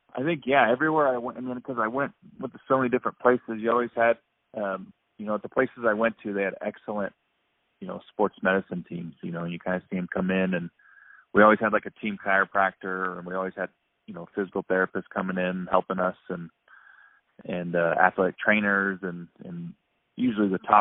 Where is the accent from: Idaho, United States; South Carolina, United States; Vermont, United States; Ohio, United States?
Idaho, United States; Meridian; back to my hometown